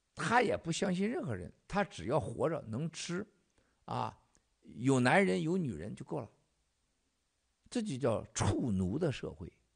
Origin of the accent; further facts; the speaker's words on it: Xichaoying, Northeast China, China; moved away; 我老家西朝营